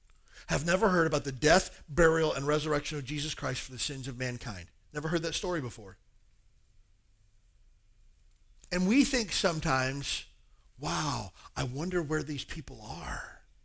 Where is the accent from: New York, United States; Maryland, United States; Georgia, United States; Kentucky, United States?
Kentucky, United States; moved away; Hey, I grew up in Kentucky, a town of about 4,000 people.